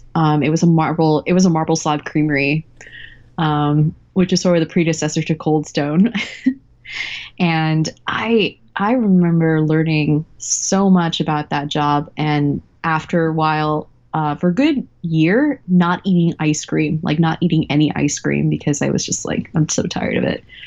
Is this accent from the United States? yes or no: yes; Texas, United States; I grew up in Texas